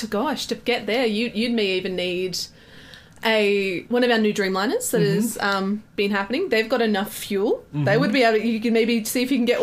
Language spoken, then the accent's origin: English; Victoria, Australia; I'm from Victoria.